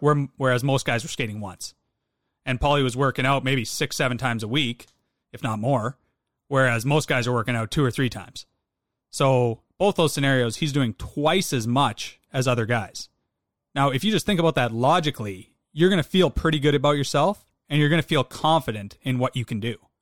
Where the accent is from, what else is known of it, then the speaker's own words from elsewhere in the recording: Western Canada, Canada; I'm from Western Canada